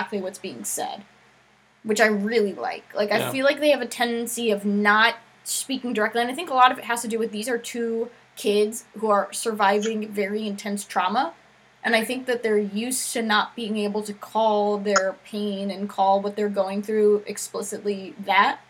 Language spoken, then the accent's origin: English; New Jersey, United States; I went to semi, because I'm from Jersey, and that's what we called it